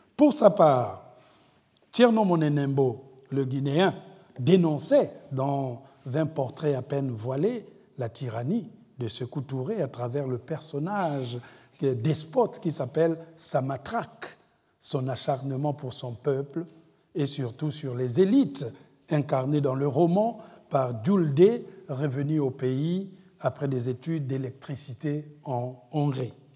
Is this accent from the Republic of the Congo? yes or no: yes; Republic of the Congo; chez moi au Congo-Brazzaville